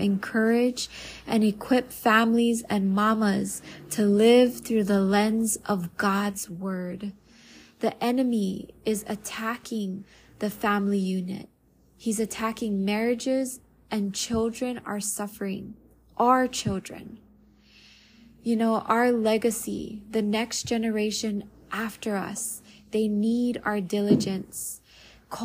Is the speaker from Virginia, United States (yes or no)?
no; Waianae, Hawaii, United States; now in Maui, United States; I am an island girl born and raised in Waianae, Hawaii. Currently living in Maui.